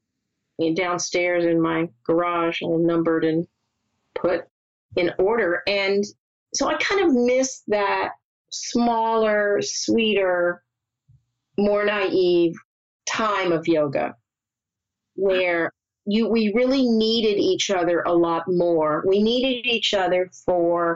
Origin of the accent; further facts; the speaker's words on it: the South, United States; moved away; We grew up in the South